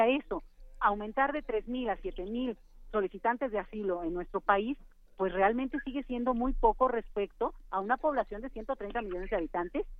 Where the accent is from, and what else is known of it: Mexico